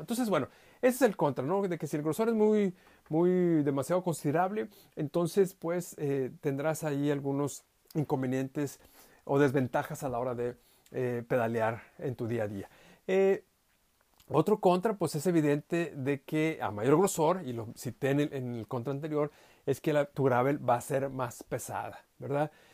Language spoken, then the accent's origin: Spanish; Saltillo, Coahuila, Mexico; moved away; mi ciudad de origen, eh, allá en Saltillo, México, en el norte